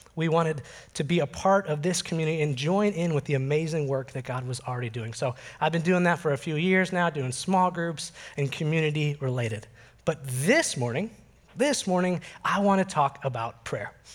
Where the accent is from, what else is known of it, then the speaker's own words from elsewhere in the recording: Oak Park, Illinois, United States; I grew up just outside Chicago in the Oak Park River Forest area